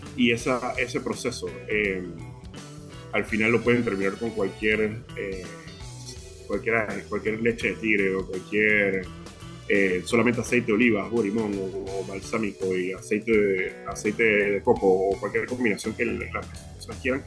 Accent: Panama; acá en Panamá somos bien unidos

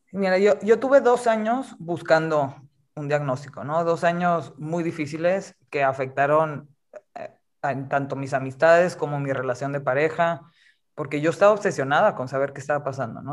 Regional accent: Monterrey, Nuevo León, Mexico; now in Mexico City, Mexico; yo, soy de Monterrey originalmente, pero vivo ahorita en la Ciudad de México

